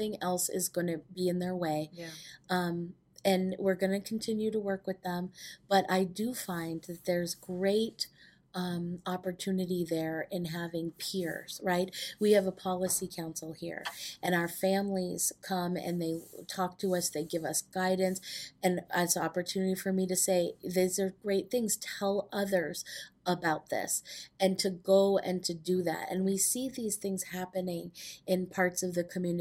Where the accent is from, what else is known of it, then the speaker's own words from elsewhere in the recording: Manchester, New Hampshire, United States; I grew up in New Hampshire, in Manchester, New Hampshire